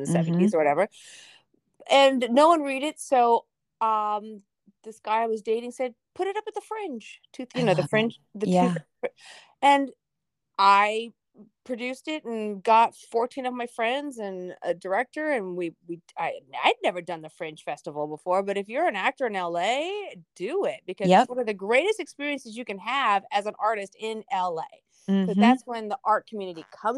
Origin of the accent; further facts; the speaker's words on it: Orange County, Southern California, United States; I grew up in California, you know, I was one of those Southern California, Orange County kids